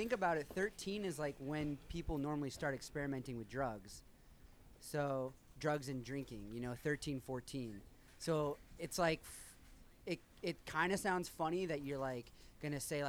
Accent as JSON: {"language": "English", "town": "Kansas City", "region": "Missouri", "country": "United States", "tie": "born or raised there", "said": "I grew up in Kansas City."}